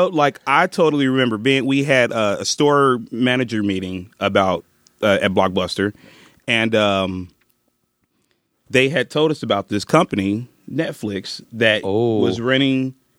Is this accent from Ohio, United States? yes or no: yes; Cincinnati, Ohio, United States; moved away as an adult; now in Los Angeles, United States; From Cincinnati.